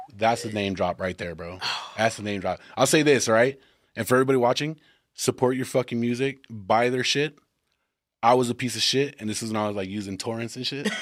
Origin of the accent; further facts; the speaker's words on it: Texas, United States; we're from Texas